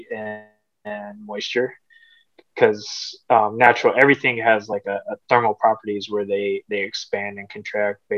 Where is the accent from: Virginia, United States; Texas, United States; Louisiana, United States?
Texas, United States; North; moved away as an adult; now in Dubuque, United States; I'm actually from North Texas. I've been living in Dubuque for about almost 4 years now